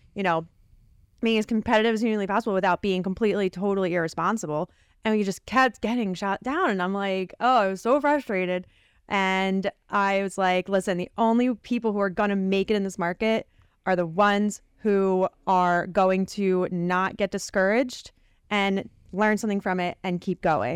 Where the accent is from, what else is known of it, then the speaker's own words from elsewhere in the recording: Philadelphia, Pennsylvania, United States; we're from the Philly area, we're Sixers fans